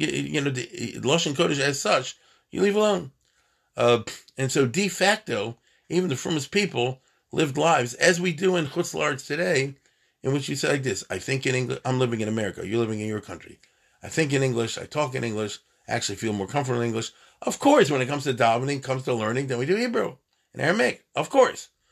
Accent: United States; I'm American too

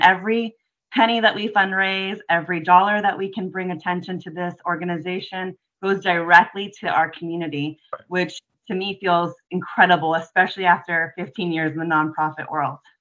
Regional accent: just outside of Lemon City, South Florida, United States; I grew up in South Florida, or uh, just outside of Lemon City

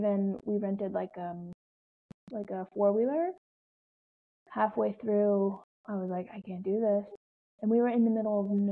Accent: Florida, United States; I grew up in Florida, I used to ride horses in the middle of summer.

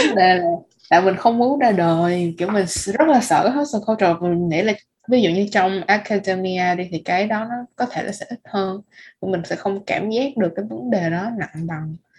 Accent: Vietnam; bọn mình là người Việt Nam

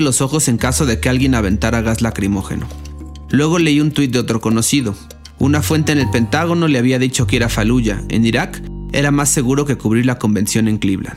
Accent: Mexico; siendo mexicano

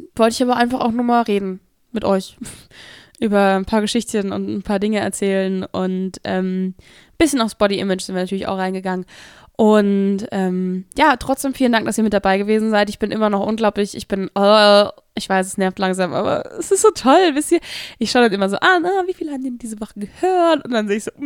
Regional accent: Hesse area, Germany; wo ich herkomme, aus dem Raum Hessen

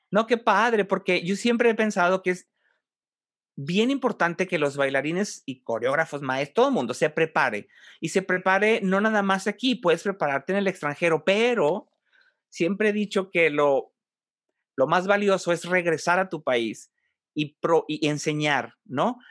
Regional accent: northern Mexico, Mexico; eres del norte del país, igual que yo

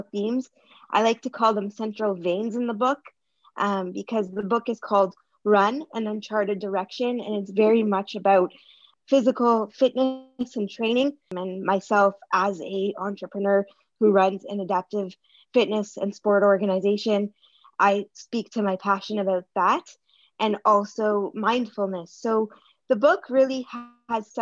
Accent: Toronto, Ontario, Canada; I'm from Toronto, Canada

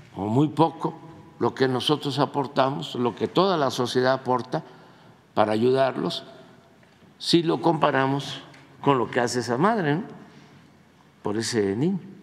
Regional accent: Mexico; somos nosotros, los mexicanos

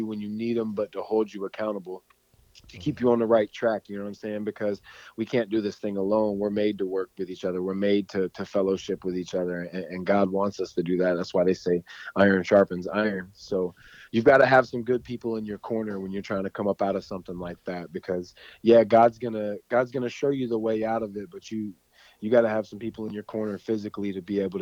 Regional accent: Palm Bay, Florida, United States; moved away as an adult; now in Macomb, United States; I'm originally from Palm Bay, Florida, but I currently live in Macomb, Illinois

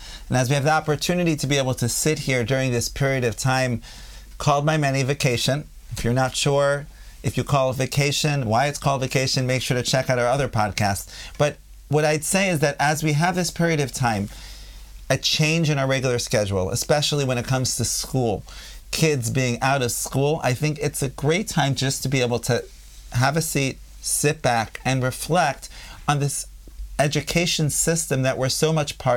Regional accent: United States; accent: American; now in Israel; I still have an American accent

